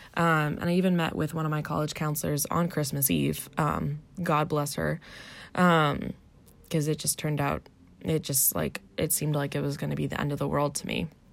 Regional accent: Arlington, Virginia, United States; moved away as an adult; also born or lived in Washington, D.C.; now in Orange County, California, United States; I grew up in Arlington, Virginia, um, just outside of Washington, D.C.

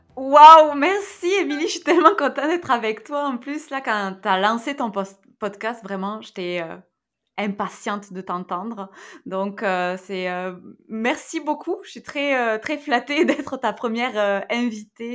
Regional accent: near Toulouse, Occitania, France; moved away; je suis française. Hein. Euh, j'ai euh, grandi à côté de Toulouse, hein, donc dans le sud-ouest.

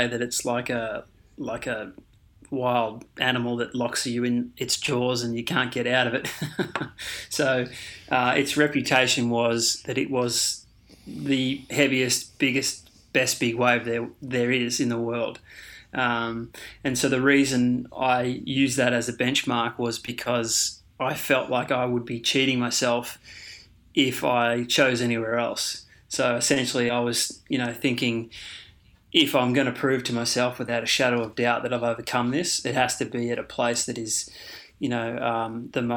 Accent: Queensland, Australia; also born or lived in Victoria; we moved to Queensland from Victoria, and that was at the age of about 10.

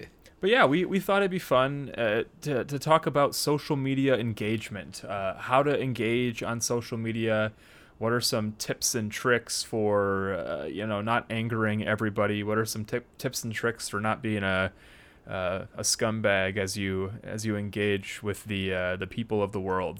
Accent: United States; our context here as American Christians

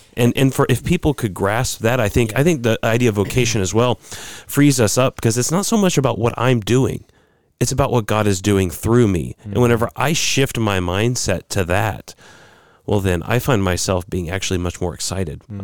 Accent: United States; as American Christians

